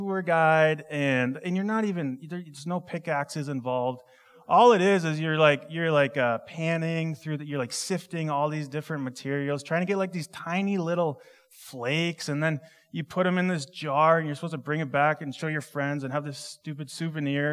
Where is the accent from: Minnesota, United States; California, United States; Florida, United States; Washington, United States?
Minnesota, United States; I grew up in Minnesota